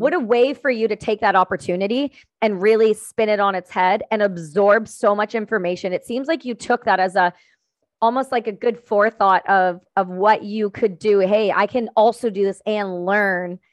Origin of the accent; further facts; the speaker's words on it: Ontario, Canada; I'm from Ontario